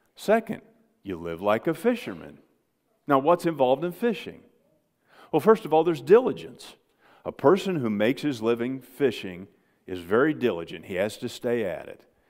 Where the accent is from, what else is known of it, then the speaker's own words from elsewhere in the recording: United States; I grew up on the Mississippi River